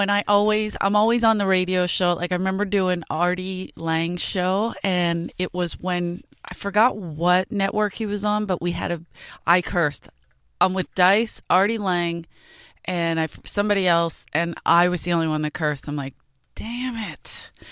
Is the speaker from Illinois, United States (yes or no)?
no; Philadelphia, Pennsylvania, United States; moved away; I grew up in South Philly